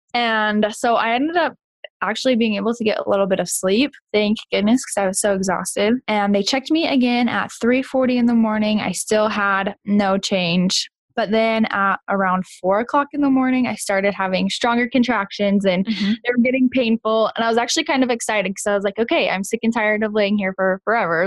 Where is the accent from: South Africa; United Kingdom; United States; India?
United States; Kansas; moved away; also born or lived in Rexburg, Idaho; I'm originally from Kansas